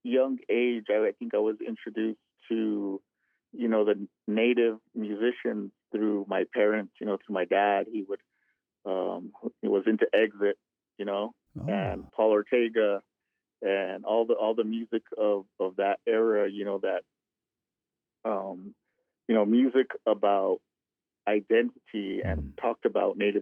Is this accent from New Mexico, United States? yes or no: yes; Cochiti Pueblo, New Mexico, United States; I'm from Cochiti Pueblo, here in New Mexico, right in between northern and southern. Grew up there